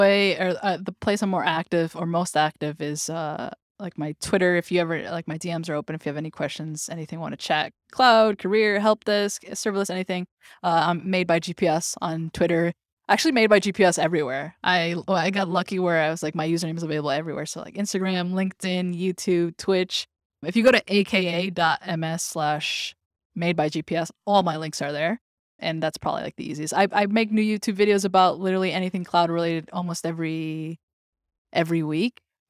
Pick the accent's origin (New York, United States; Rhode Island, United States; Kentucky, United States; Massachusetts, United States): New York, United States; It's as a New Yorker, I live here in New York, and I know how annoying it is to be at Times Square